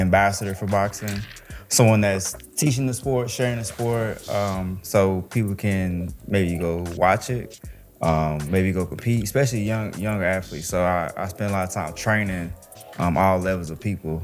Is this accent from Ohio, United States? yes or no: no; Dallas, Texas, United States; also born or lived in Emporia, Kansas; I'm from Dallas, Texas. So I went to DeSoto High School out here.